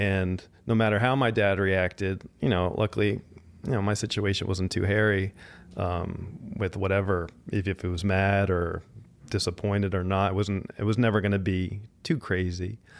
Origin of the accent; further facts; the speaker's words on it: New Jersey, United States; moved away as an adult; now in Los Angeles, United States; I grew up in suburban Jersey